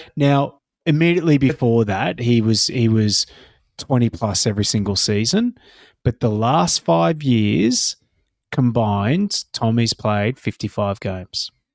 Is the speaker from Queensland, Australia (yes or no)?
yes; Queensland, Australia; I am sitting here as a Queenslander